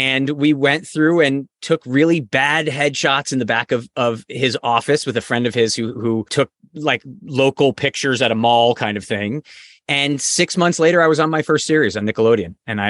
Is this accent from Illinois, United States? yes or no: no; Avon, Connecticut, United States; born or raised there; also born or lived in Newington, Connecticut